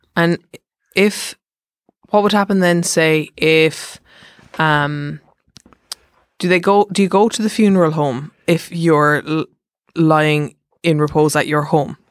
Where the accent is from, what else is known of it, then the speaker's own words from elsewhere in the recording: Mallow, Munster, Ireland; now in Dublin, Ireland; I'm from Mallow, so say my grave's in Mallow